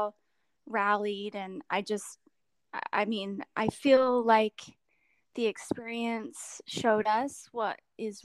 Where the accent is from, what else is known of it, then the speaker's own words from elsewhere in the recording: California, United States; a wildfire that came through my hometown and destroyed lots and lots of homes, including my parents' home